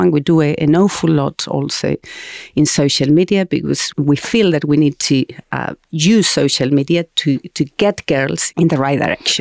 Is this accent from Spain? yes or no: yes; Spain; English is a second language; moved away as an adult; I was born in Spain at the end of the dictatorship